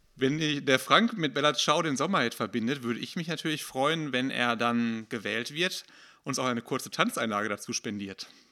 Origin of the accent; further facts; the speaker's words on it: Hattingen, North Rhine-Westphalia, Germany; ich komme aus Holthausen, wohne da seit kurz nach meiner Geburt und bin da groß geworden